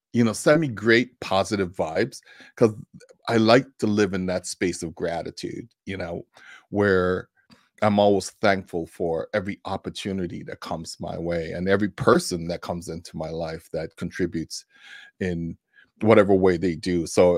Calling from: Tucson, Arizona, United States; So I'm joining you from Tucson, Arizona.

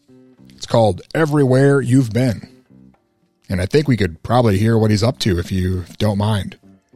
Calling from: Mankato, Minnesota, United States; I am calling from Mankato.

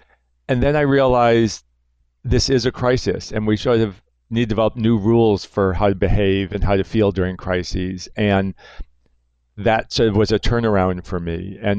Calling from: New York, United States; I'm calling you from New York, what's now the epicenter.

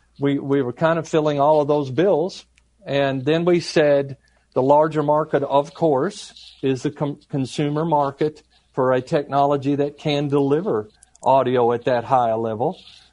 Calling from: Georgia, United States; I'm joining you from the suburbs of Atlanta, Georgia.

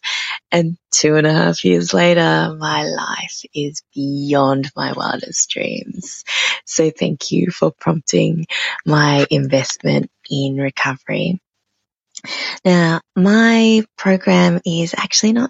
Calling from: Brisbane, Queensland, Australia; I'm calling in from Brisbane, which is on the east coast of Australia

